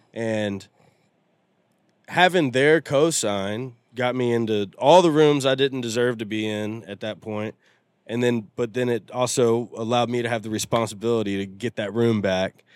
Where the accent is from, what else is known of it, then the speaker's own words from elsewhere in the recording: Nashville, Tennessee, United States; I grew up in Nashville.